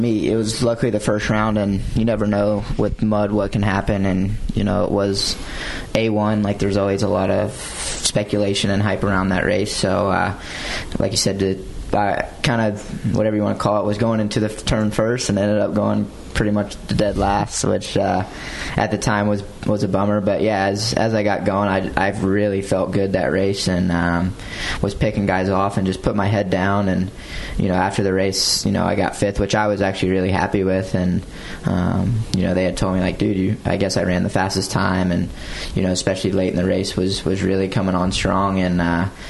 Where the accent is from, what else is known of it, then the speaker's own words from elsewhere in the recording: Morehead City, North Carolina, United States; I grew up in Morehead City in North Carolina